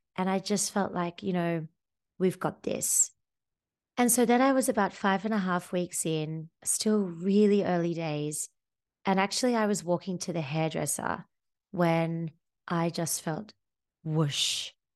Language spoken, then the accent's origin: English; Sydney, New South Wales, Australia; moved away as an adult; now in Amsterdam, Netherlands; I come from Sydney, Australia. I had a happy childhood under the sun with my friends and family